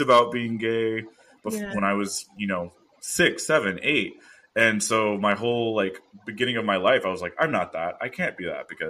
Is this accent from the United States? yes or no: yes; Houston, Texas, United States; moved away as an adult; also born or lived in Austin, Texas; now in California, United States; I grew up in Houston, which is one of the most diverse cities in the U.S.